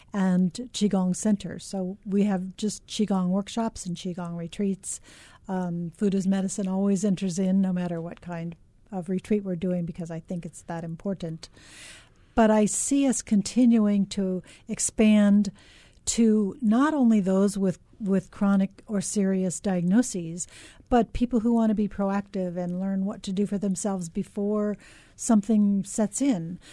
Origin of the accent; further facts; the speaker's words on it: Los Angeles, California, United States; now in Hawaii, United States; I grew up in Los Angeles